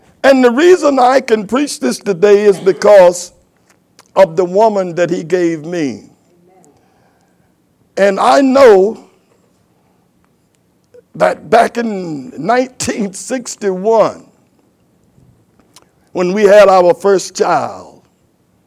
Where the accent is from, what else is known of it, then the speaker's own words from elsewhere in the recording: United States; I'm from Carolina, and most of us men are men that came from here